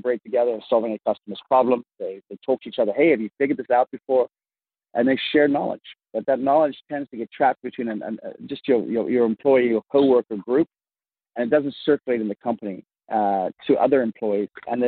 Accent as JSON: {"language": "English", "town": "Vancouver", "region": "British Columbia", "country": "Canada", "tie": "born or raised there", "also_born_or_lived": "Africa", "accent": "mid-Atlantic", "moved": "as an adult", "lives_now": "United States", "said": "I, if you can hear my odd, what they call mid-Atlantic accent, is I grew up in Africa, and I grew up in Vancouver, Canada. And then I came down here in the early, the late 90s, and just before the dot-com boom, if you will."}